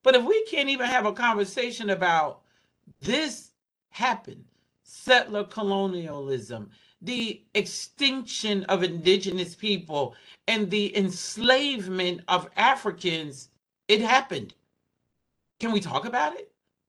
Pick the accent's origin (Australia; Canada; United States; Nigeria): United States; Southwest; but you live in the Northeast and I was raised in the Southwest.